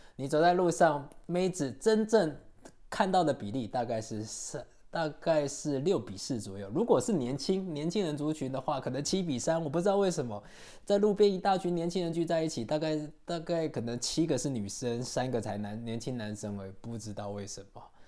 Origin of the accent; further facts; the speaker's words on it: Taiwan; now in Kyiv, Ukraine; 我们台湾人去东南亚玩